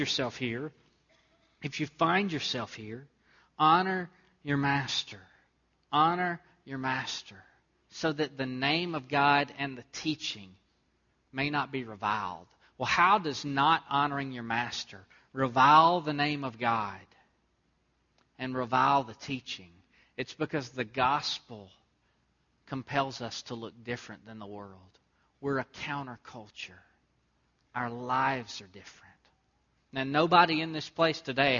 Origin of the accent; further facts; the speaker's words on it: Southeast Texas, United States; moved away; where I grew up in Southeast Texas